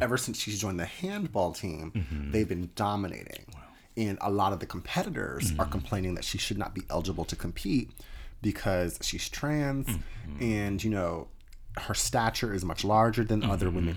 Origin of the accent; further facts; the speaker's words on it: Atlantic City, New Jersey, United States; growing up in South Jersey, I you know, especially in Atlantic City area